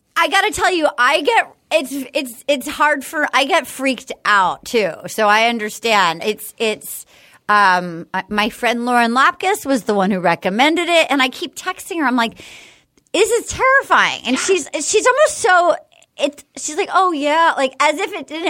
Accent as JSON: {"language": "English", "region": "New England", "country": "United States", "tie": "born or raised there", "moved": "yes", "said": "I grew up in New England"}